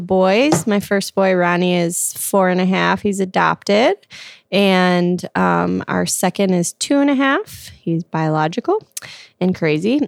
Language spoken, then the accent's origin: English; Glen Ellyn, Illinois, United States; now in Lombard, United States; I'm from the Midwest, Glen Ellen, Illinois, and I currently live in Lombard